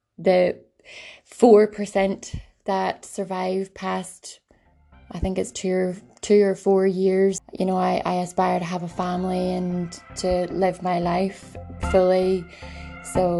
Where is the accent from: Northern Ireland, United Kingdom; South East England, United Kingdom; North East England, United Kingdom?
Northern Ireland, United Kingdom; Ballycastle; I'm from Ballycastle, where the girls are from.